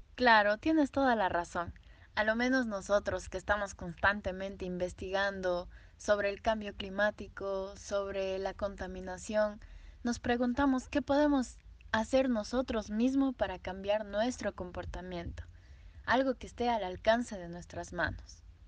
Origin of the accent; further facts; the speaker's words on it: Ecuador; en mi país, en Ecuador